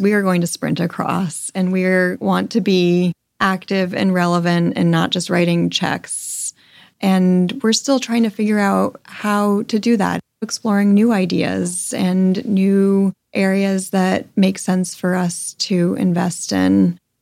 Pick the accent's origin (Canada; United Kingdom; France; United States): United States; Connecticut; now in Los Angeles, United States; I grew up in a suburb in Connecticut. I had a very charmed childhood